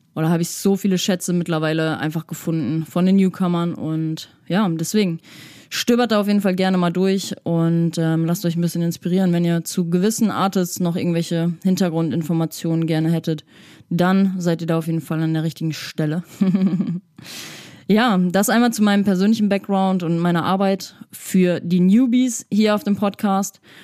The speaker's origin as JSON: {"language": "German", "region": "Hamburg", "country": "Germany", "said": "ich komme aus der Psytrance Hochburg Hamburg"}